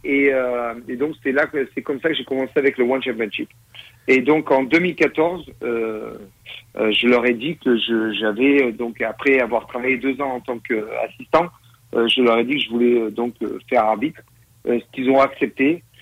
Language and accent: French; France; moved away; also born or lived in Thailand; donc moi, je suis parti de France donc en 2004.